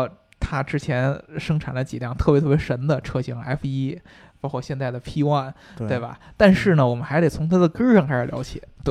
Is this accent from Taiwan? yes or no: no; United Kingdom; 就不止我们英国人，像法拉利啊什么的